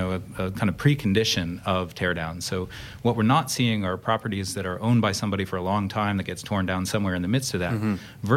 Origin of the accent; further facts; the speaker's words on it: outside of Boston, Massachusetts, United States; moved away as an adult; also born or lived in Cambridge, Massachusetts; now in Vancouver, Canada; I'm from the Northeast United States. I grew up outside of Boston.